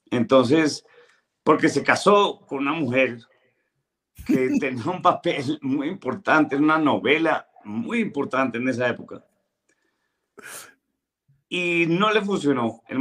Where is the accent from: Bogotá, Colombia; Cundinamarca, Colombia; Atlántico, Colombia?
Bogotá, Colombia; mi, papá, mi papá era de Manizales, pero yo nací en Bogotá.